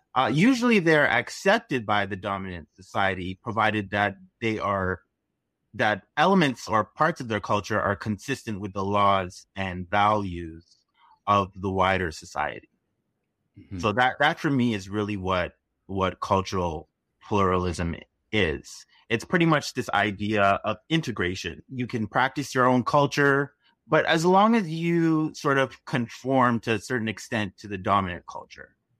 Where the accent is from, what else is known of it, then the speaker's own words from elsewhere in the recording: Toronto, Ontario, Canada; I am from Toronto, Canada